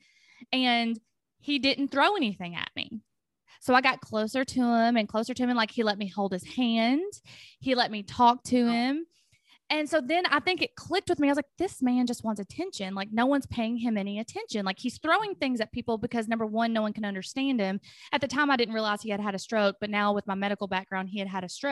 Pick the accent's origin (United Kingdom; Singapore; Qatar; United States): United States; Tennessee; our high school in Franklin County, because I'm from Tennessee, had a nursing course